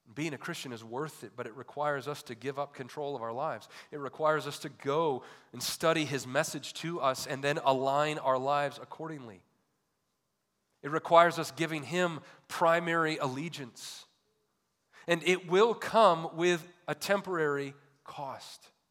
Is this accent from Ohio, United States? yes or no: no; Michigan, United States; growing up in Michigan